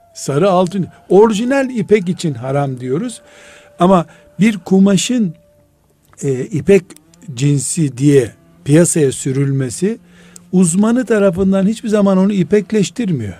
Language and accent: Turkish; Black Sea Region, Turkey; now in Istanbul, Turkey; Bizim de Karadeniz'de